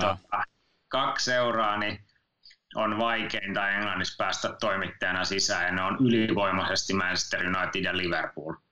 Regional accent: Finland; mä oon Suomesta

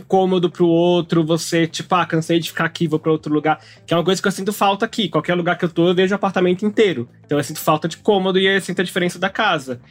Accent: São Paulo, Brazil; Eu cresci na Zona Oeste, na Pompeia, Perdizes, Lapa, aquele miolo

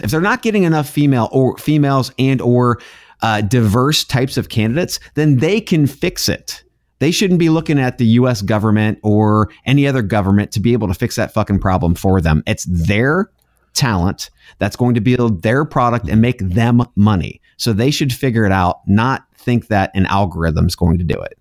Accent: United States; I'm an American

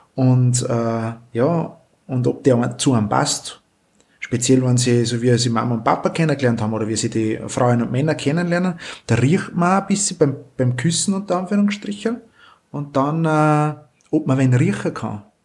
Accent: Austria; bei uns in Österreich

